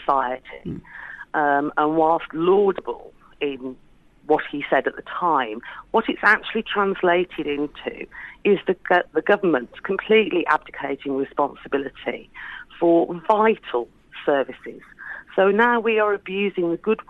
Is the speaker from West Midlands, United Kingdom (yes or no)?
yes; Black Country, West Midlands, United Kingdom; I grew up in the West Midlands in the Black Country, working class family.